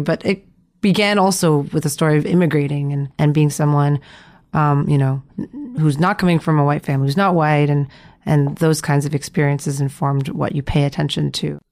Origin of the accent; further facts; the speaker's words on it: Canada; growing up in Canada